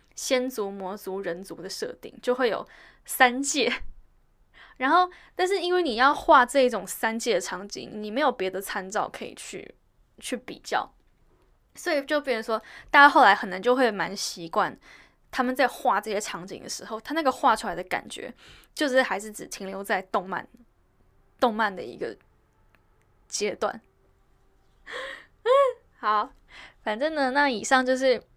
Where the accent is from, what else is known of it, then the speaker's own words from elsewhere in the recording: Taiwan; 因为我从小在台湾长大